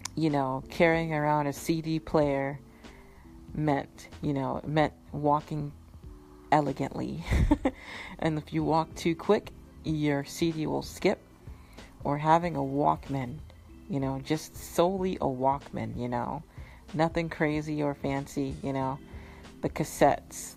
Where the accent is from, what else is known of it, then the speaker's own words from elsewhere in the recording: Massachusetts, United States; also born or lived in Florida / Minnesota; I grew up in Massachusetts where I gave it a nickname, Alaska Chusetts, because it's always cold.